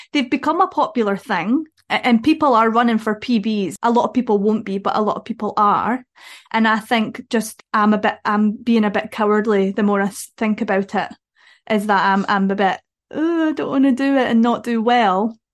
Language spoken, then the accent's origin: English; Dumfries, Scotland, United Kingdom; I'm from Dumfries, we have a park run in Dumfries.